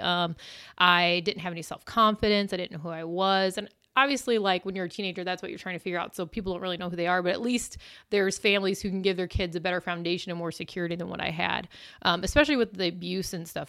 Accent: Illinois, United States; now in Missouri, United States; I am originally from Illinois

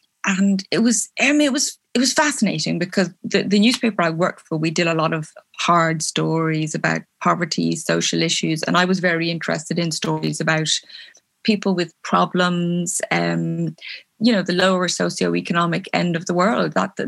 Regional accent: Belfast, Northern Ireland, United Kingdom; born there; I was born in Belfast in Northern Ireland, but only because my mom and dad were working there.

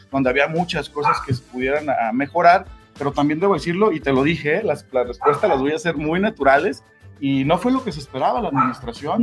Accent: Tonalá, Jalisco, Mexico; Los que somos eh, nacidos, crecidos y que somos aquí habitantes de Tonalá

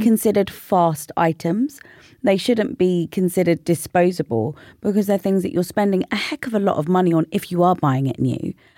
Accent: London, United Kingdom; I lived in North London I grew up in North London.

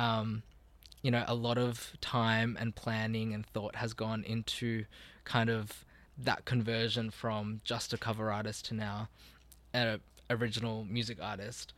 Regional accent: Australia; born or raised there

